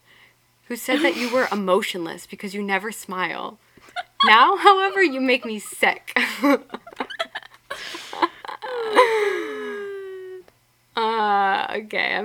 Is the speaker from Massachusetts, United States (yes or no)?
yes; Boston, Massachusetts, United States; we're from Boston